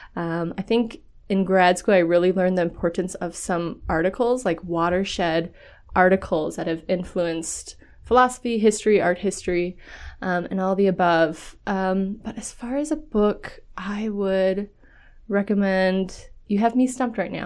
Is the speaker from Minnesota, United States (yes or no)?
yes; Minnesota, United States; I'm a nobody from Minnesota